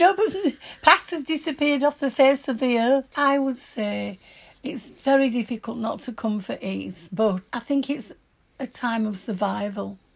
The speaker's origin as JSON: {"language": "English", "region": "Yorkshire and the Humber", "country": "United Kingdom", "accent": "broad Yorkshire", "said": "My broad Yorkshire accent"}